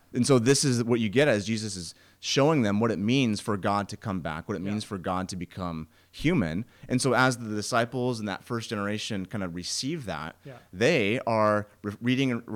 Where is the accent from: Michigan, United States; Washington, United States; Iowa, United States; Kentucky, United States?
Washington, United States; I'm from Washington in the Cascade Mountains